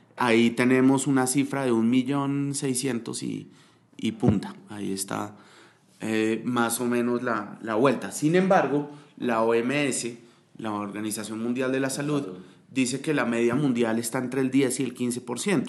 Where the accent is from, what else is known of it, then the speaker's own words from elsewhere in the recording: Colombia; entendemos cómo como colombianos